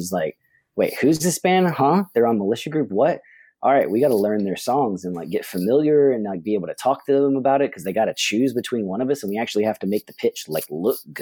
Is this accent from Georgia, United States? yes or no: yes; Atlanta, Georgia, United States; We're from Atlanta